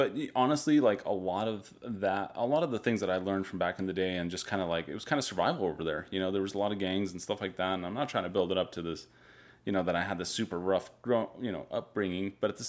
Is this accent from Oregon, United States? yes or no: no; Desert Hot Springs, California, United States; also born or lived in Belgrade, Serbia; I'm originally from Belgrade, Serbia. So I was born in Serbia. Shit. Came to the U.S. when I was 7. I grew up in a place called Desert Hot Springs, which is not a very sexy town.